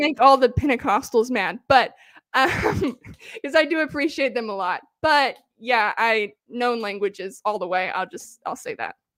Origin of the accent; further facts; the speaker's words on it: the South of the United States, United States; I grew up in the South of the United States, in the crunch, country